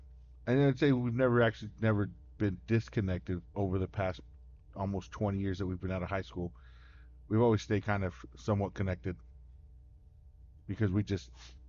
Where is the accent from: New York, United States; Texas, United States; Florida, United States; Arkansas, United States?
Texas, United States; Stanton; Yeah, so born and raised here in Stanton. Graduated Stanton. Went to Midland College.